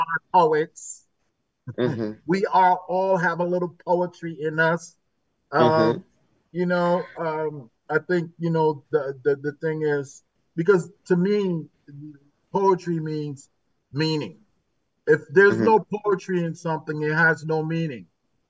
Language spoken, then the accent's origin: English; New Haven, Connecticut, United States; I was born and raised in New Haven.